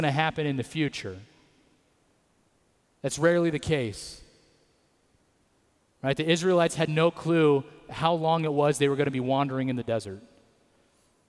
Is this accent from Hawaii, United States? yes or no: no; Atwater, California, United States; I grew up in Atwater